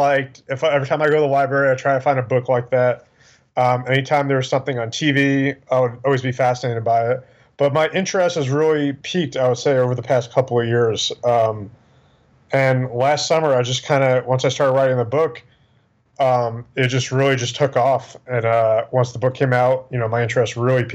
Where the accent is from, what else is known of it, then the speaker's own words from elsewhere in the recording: New York, United States; also born or lived in Pennsylvania; now in Houston, United States; I'm originally from New York. I grew up in New York